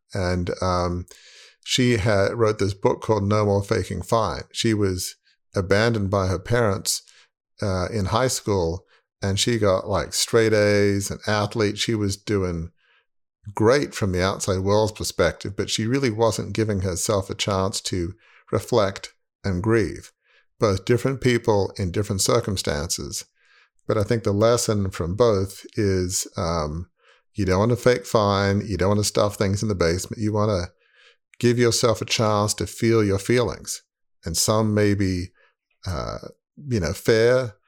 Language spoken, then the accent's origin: English; Australia; moved away as an adult; now in United States; growing up in Australia, sure, we had, you know, Christmas, uh, but we did not have Thanksgiving.